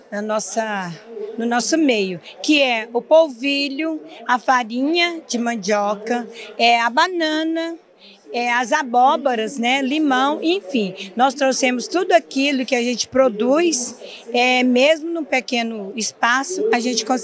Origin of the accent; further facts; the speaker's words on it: Iporá, Goiás, Brazil; nós somos da região de Iporá.